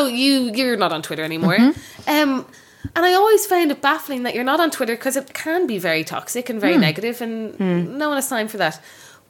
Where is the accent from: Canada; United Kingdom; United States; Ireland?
Ireland; Bray, Leinster; I'm from Bray